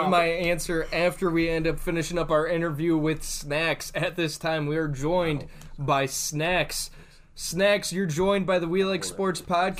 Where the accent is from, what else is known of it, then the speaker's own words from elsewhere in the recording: Cleveland, Ohio, United States; we're from Cleveland